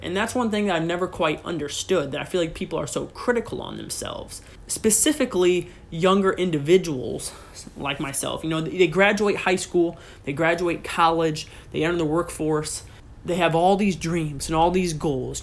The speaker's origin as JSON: {"language": "English", "town": "Pettisville", "region": "Ohio", "country": "United States", "tie": "born or raised there", "said": "I was raised in Northwest Ohio, in a small town in the very corner of Northwest Ohio"}